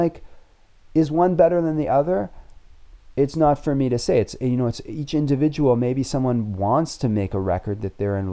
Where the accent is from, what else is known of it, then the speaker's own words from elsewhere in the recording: Toronto, Ontario, Canada; I grew up in Toronto